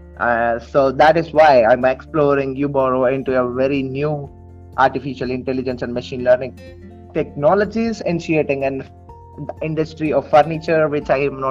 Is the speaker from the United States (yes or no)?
no; Tirupati, Andhra Pradesh, India; Tirupati, which is my hometown